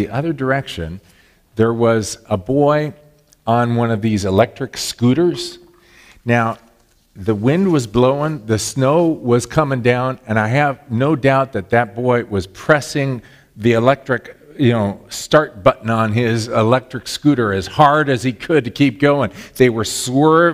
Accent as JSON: {"language": "English", "region": "Southern California", "country": "United States", "tie": "born or raised there", "moved": "yes", "lives_now": "Illinois, United States", "said": "I grew up in Southern California"}